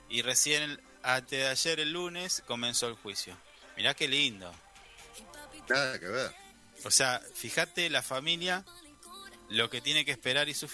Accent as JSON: {"language": "Spanish", "country": "Argentina", "said": "es mi pueblo"}